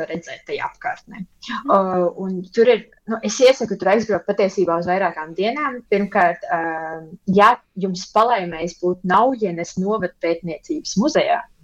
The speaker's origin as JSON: {"language": "Latvian", "country": "Latvia", "tie": "born or raised there", "moved": "yes", "lives_now": "Germany", "said": "es visu savu bērnību pavadīju Latvijā"}